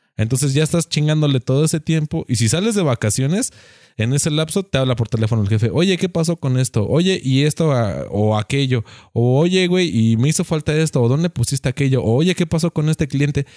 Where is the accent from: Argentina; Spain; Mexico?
Mexico